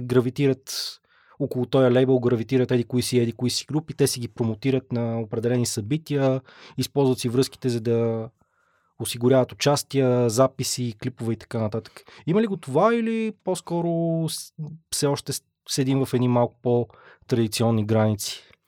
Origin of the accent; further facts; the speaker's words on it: Pazardzhik, Pazardzhik Province, Bulgaria; аз съм от Пазарджик родом